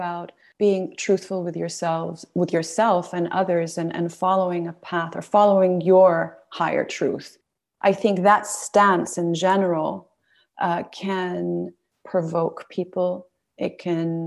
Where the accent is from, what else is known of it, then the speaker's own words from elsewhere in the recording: Saudi Arabia; Being a woman of Middle Eastern heritage, growing up in Saudi Arabia